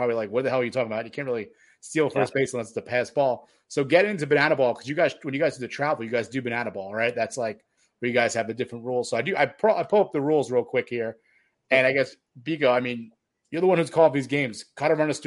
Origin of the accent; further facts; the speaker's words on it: New York, United States; I'm from New York